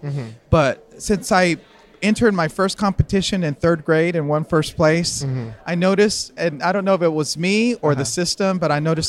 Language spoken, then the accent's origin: English; Texas Panhandle, United States; I grew up in the Texas Panhandle in a small farming community.